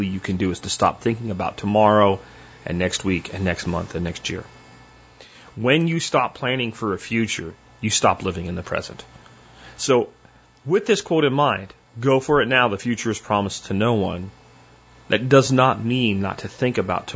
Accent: Florida, United States; moved away; I grew up in Florida

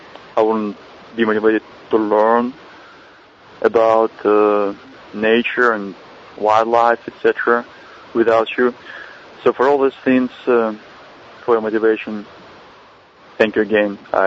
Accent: Belarus; now in Dallas, United States; because I moved to the U.S. from Belarus, not Ukraine, but Belarus, which is close, about 10 years ago in 2000.

